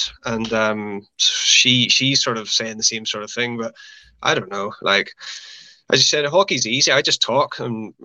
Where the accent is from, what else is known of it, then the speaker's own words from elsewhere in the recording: Northern Ireland, United Kingdom; Northern Ireland